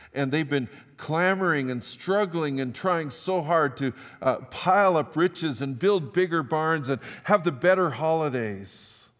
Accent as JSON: {"language": "English", "town": "Fort St. John", "region": "British Columbia", "country": "Canada", "tie": "born or raised there", "also_born_or_lived": "Tumbler Ridge / Saskatchewan", "moved": "as an adult", "lives_now": "Grande Prairie, Canada", "said": "I grew up in Fort Saint John, pastored in Tumbler Ridge"}